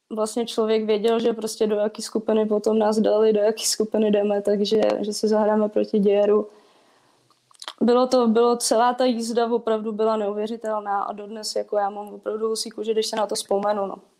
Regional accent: Plzeň, Plzeň Region, Czechia; moved away as an adult; now in Most, Czech Republic; Já teda původem jsem z Plzně, takže do Mostu jsem přišla

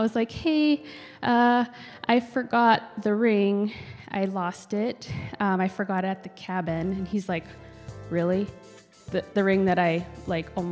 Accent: Kotzebue, Alaska, United States; moved away; also born or lived in Fairbanks, Alaska; we went to my hometown to make money to work

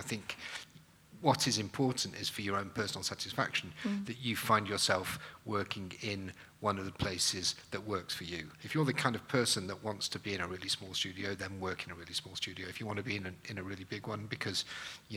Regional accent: Manchester, North West England, United Kingdom; I'm from Manchester

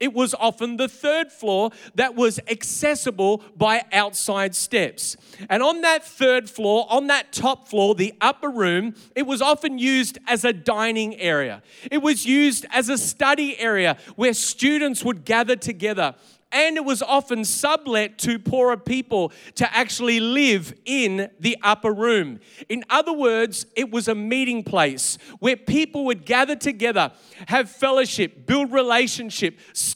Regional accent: Australia

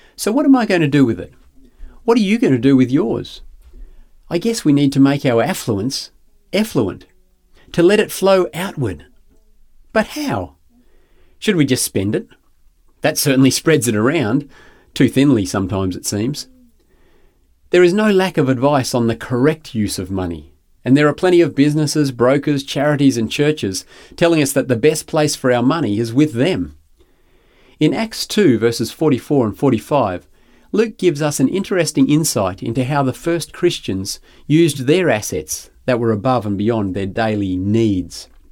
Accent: Grantham, Queensland, Australia; Growing up in Granchester was a barefoot, huckleberry finn sort of existence

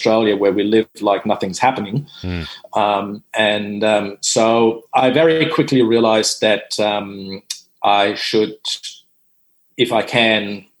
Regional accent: Dominican Republic; also born or lived in Germany; I am German. I speak German. Growing up in the Dominican Republic, I'm fluent in Spanish.

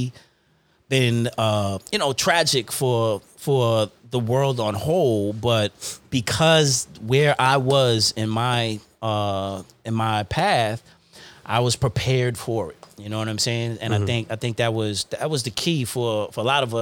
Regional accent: New York, United States; also born or lived in Uniondale / Hempstead; I'm from New York

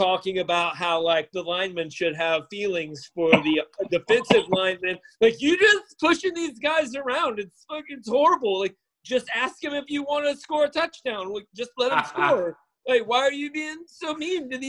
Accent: Northern Alabama, United States; I'm from Northern Alabama

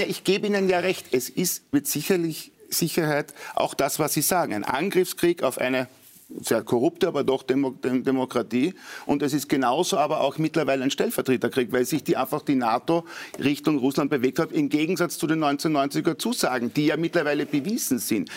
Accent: Austria; Als Österreicher

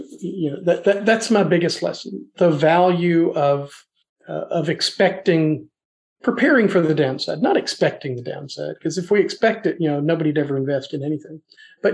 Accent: Nashville, Tennessee, United States; also born or lived in northern Alabama; I grew up in the Nashville area

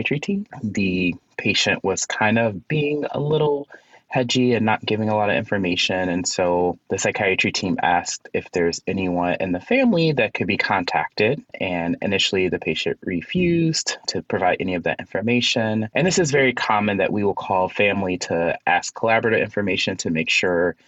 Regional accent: Chicago, Illinois, United States; moved away as an adult; now in Philadelphia, United States; I am originally from Chicago.

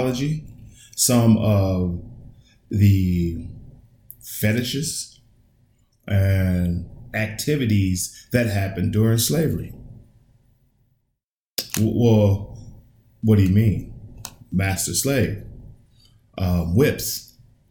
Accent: United States; I was born, raised in America

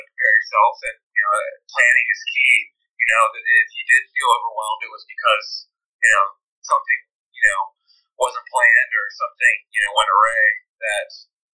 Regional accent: Pennsylvania, United States; moved away; also born or lived in Atlanta / Florida; I'm originally from Pennsylvania

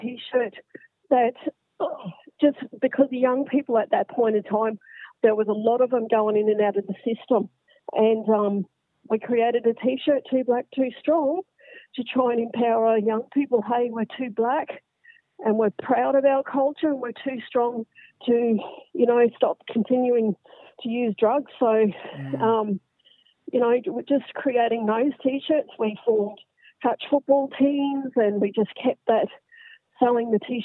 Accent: Brisbane, Queensland, Australia; also born or lived in Northern Rivers, New South Wales; from Brisbane

